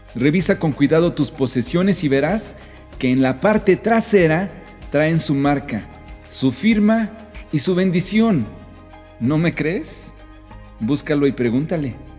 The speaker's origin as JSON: {"language": "Spanish", "country": "Mexico"}